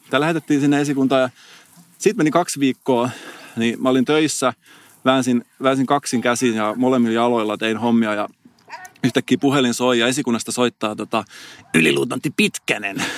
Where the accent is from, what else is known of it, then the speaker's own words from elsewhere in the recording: Salo, Southwest Finland, Finland; moved away; mä oon käynyt just Salossa, mistä mä oon kotosin